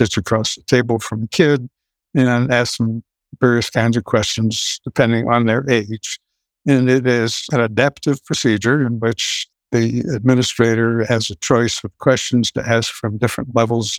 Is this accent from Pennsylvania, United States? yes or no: yes; Philadelphia, Pennsylvania, United States; moved away as an adult; now in Minneapolis, United States; I grew up in West Philadelphia